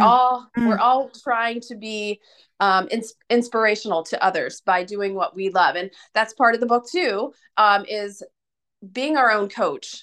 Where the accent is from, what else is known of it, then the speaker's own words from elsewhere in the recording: United States; being an American